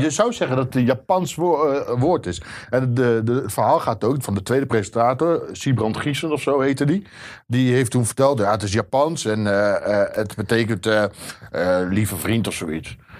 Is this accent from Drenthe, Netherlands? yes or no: no; Zwolle, Overijssel, Netherlands; moved away as an adult; now in North Holland, Netherlands; Ik kom uit Zwolle